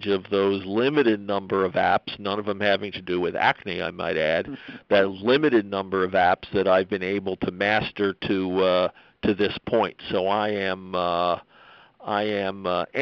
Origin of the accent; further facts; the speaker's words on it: Pennsylvania, United States; my home state of Pennsylvania